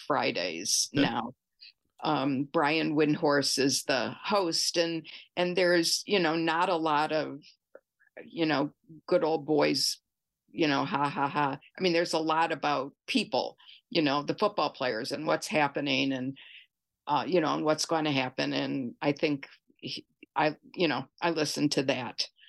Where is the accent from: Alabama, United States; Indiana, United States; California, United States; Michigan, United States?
Michigan, United States; Detroit; now in Seattle, United States; I grew up in Detroit when the Tigers were pretty good.